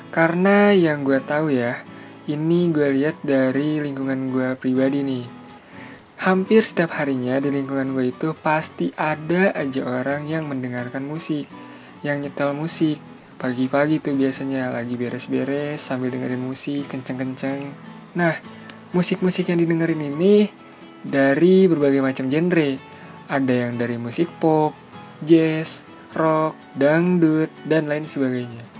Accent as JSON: {"language": "Indonesian", "town": "Bogor", "region": "West Java", "country": "Indonesia", "said": "Gue berasal dari kota Bogor"}